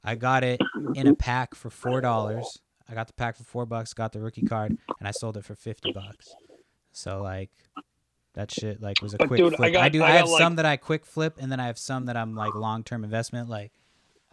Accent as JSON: {"language": "English", "town": "Brockton", "region": "Massachusetts", "country": "United States", "tie": "born or raised there", "moved": "as an adult", "lives_now": "Olympic Peninsula, Washington, United States", "said": "I go to a Brockton public school"}